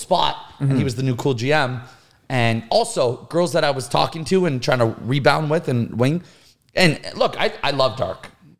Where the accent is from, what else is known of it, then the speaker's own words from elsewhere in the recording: Ottawa, Ontario, Canada; We're both from Ottawa, Ontario.